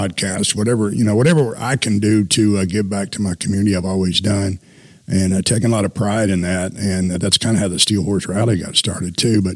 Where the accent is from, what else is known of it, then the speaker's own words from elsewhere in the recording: Hot Springs, Arkansas, United States; also born or lived in Atlanta, Georgia; now in Fort Smith, United States; I'm from Hot Springs, and we were in Hot Springs